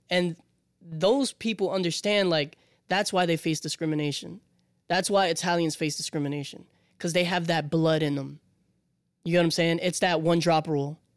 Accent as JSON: {"language": "English", "country": "Puerto Rico", "said": "I come from Puerto Rico."}